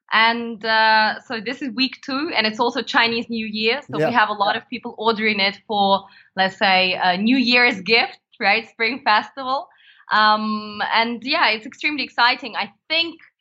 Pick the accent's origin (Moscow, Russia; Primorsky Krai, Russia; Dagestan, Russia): Primorsky Krai, Russia; Vladivostok; moved away; I was born in the far east of Russia.